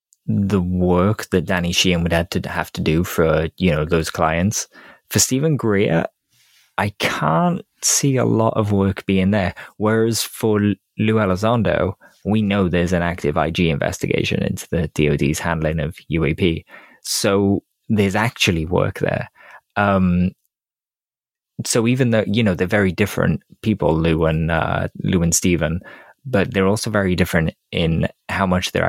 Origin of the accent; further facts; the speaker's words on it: Wales, United Kingdom; just being Welsh.